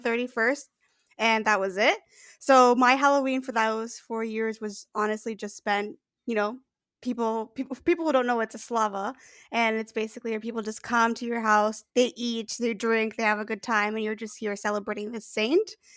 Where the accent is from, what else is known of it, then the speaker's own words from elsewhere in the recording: Canada; I'm Canadian